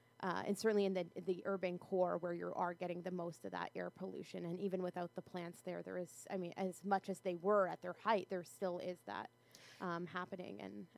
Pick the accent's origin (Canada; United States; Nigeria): Canada; Windsor, Ontario; You know, I'm from Windsor very much exposed to Detroit